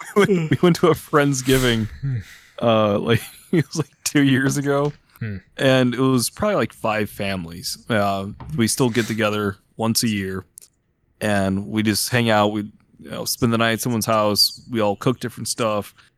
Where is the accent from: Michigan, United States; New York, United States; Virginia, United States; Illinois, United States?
Illinois, United States; moved away; I'm from Illinois